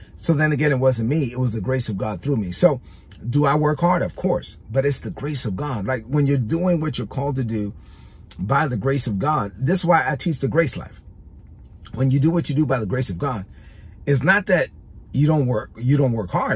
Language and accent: English; New York City, New York, United States; I'm a Dominican kid from Brooklyn. I grew up in East New York, Brooklyn.